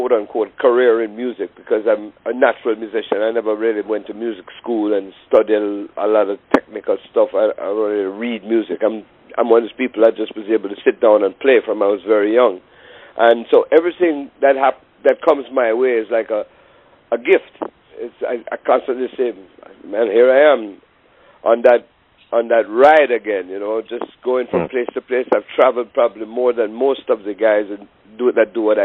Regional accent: Kingston, Jamaica; now in United States; I grew up in Kingston, Jamaica

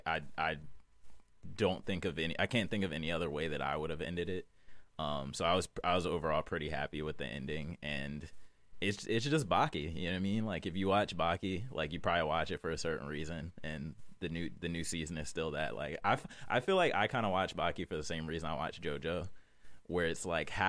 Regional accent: New York, United States; I don't get New York that much. Like, I don't get the New York, like, I'm from New York

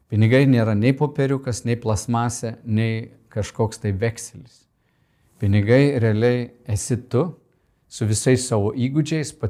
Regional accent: Lithuania; kaip lietuvė mes sakom

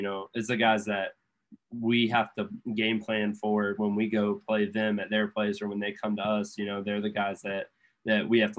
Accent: Florida, United States; we're all from Florida, or most of us at least

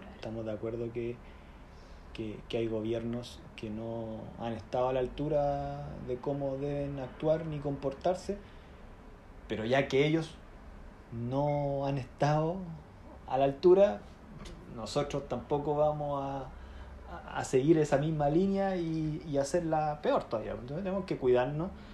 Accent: Chile; accent: chileno; moved away as an adult; now in London, United Kingdom; estudié en Chile

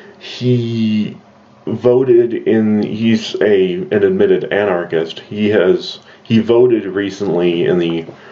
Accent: United States; I am an American, and I will be voting wisely in our election in 2020.

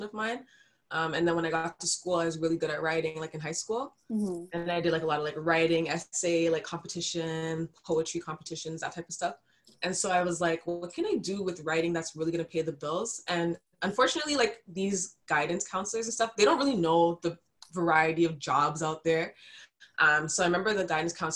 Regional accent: Mississauga, Ontario, Canada; I'm from Malton. And it's like a little, they call it a village. It's like a little part of Mississauga

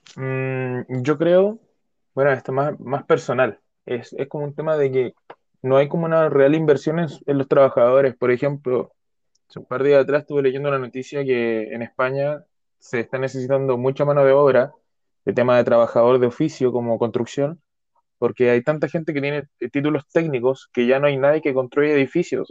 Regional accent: Chile; yo soy chileno de corazón

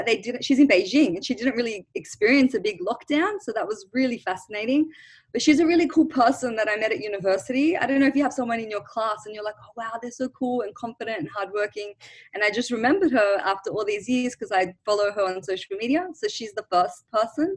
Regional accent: Australia; also born or lived in Lebanon; I grew up in Australia, but my parents and I was born in Lebanon, but I moved to Australia when I was 1 year old

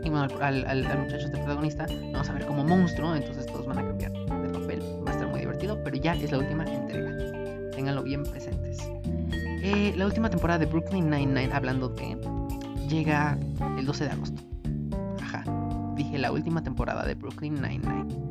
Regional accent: Mexico; como mexicanos

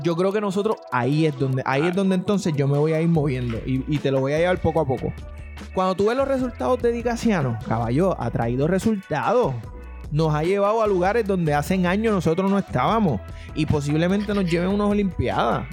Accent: Puerto Rico; Yo soy puertorriqueño

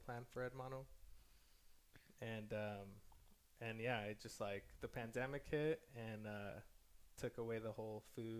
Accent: Mexico; born there; Like, I was born in Mexico. I used to go to Mexico every single year and all of that.

